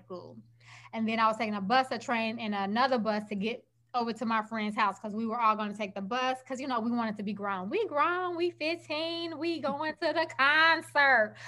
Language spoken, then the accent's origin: English; Chicago, Illinois, United States; I grew up in Chicago